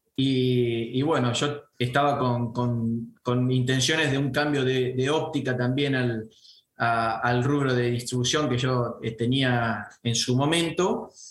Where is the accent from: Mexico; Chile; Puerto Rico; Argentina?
Argentina; Venado Tuerto, Santa Fe; yo soy de Venado Tuerto